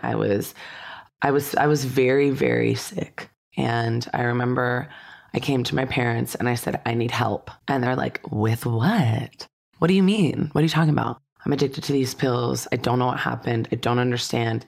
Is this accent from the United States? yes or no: yes; Santa Clarita Valley, California, United States; I grew up in the Santa Clarita Valley